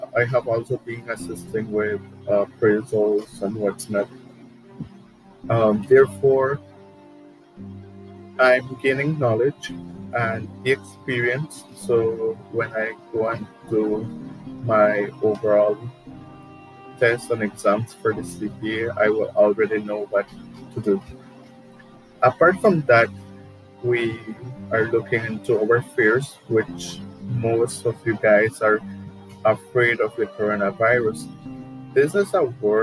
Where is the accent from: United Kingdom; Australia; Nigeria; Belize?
Belize; Orange Walk District; moved away as an adult; now in San Ignacio, Belize; I am originally from Orangewa. I am living here in San Ignacio for 6 years